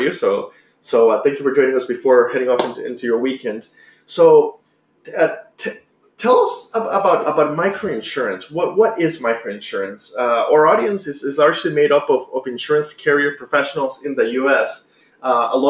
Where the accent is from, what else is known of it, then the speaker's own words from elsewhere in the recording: Costa Rica; moved away; I'm from Costa Rica originally